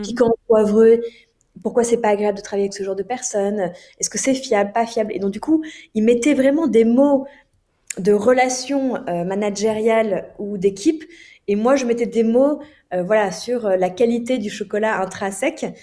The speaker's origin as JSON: {"language": "French", "country": "France", "said": "en tant que Français"}